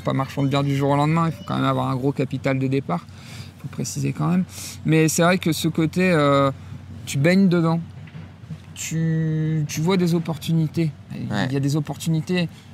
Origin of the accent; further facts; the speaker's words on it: northern France, France; also born or lived in Le Havre; je suis originaire du nord de la France. je suis un produit, un produit local du nord